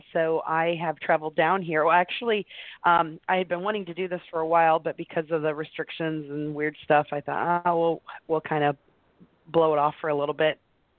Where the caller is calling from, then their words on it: Wimberley, Texas, United States; Hi, I'm calling today from Wimberley, Texas, the middle of nowhere near Austin.